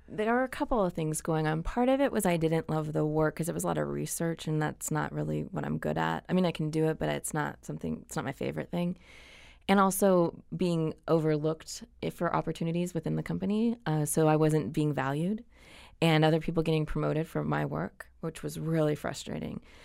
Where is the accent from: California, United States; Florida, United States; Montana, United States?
California, United States; Anaheim; I grew up in Orange County. So I grew up in Anaheim Hills